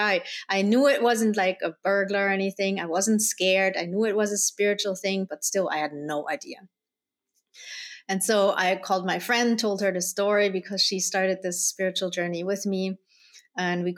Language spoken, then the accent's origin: English; Germany; also born or lived in Colombia; I was born in Colombia. I was adopted by my parents, who are Dutch, and then I grew up in Germany